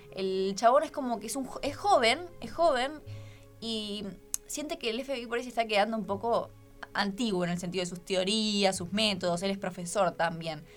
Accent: Argentina

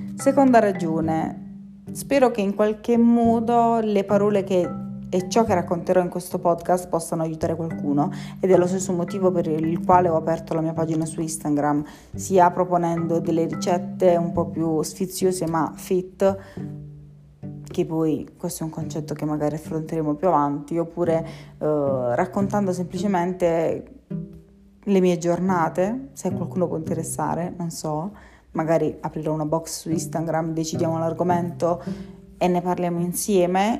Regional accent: Taranto, Apulia, Italy; moved away as an adult; now in Bari, Italy; sono di Taranto, ma studio a Bari

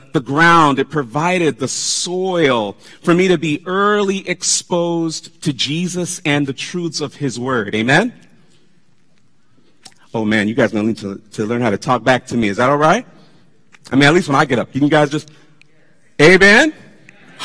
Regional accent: South Florida, United States; we were growing up in South Florida

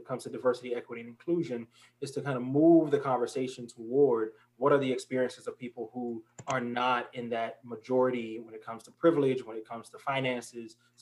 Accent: Newport News, Virginia, United States; moved away as an adult; also born or lived in Atlanta, Georgia / Florida; my people from Virginia. So I'm from Newport News, Virginia.

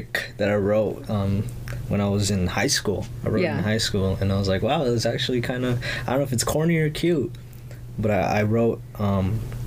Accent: Los Angeles, California, United States; first language Spanish; English is a second language; born and raised South Central LA.

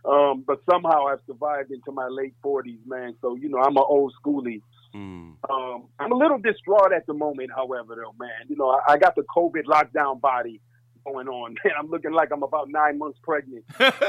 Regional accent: Chicago, Illinois, United States; I'm originally from the Chi, you know, Chicago, the Windy City, Chi-Town, Chi-Rack

